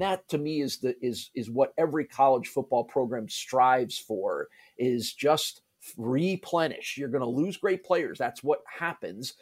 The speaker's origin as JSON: {"language": "English", "region": "New Jersey", "country": "United States", "tie": "born or raised there", "also_born_or_lived": "Syracuse", "moved": "yes", "lives_now": "Buffalo, United States", "said": "I grew up in New Jersey in the New York area"}